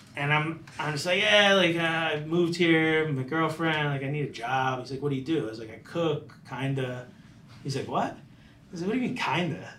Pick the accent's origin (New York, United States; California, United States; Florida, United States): Florida, United States; Palm Harbor; also born or lived in Hollywood, Florida; I grew up in Tampa, the Tampa area, Palm Harbor